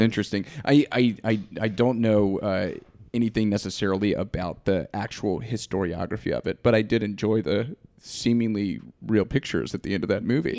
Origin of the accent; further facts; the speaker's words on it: Georgia, United States; I'm from Georgia